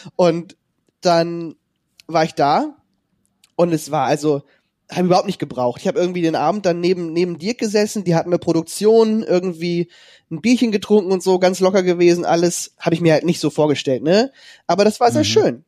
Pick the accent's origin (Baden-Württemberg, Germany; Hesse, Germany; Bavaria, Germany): Hesse, Germany; near Kassel; moved away as an adult; also born or lived in Detmold; ich komme ja ursprünglich aus Hessen, bei der Nähe von Kassel